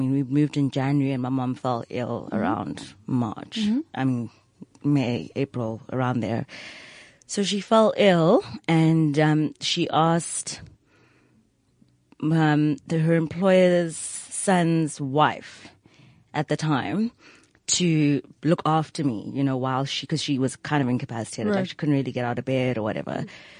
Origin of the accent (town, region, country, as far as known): Johannesburg, Gauteng, South Africa; born or raised there; accent: private school accent; also born or lived in Polokwane (Pietersburg)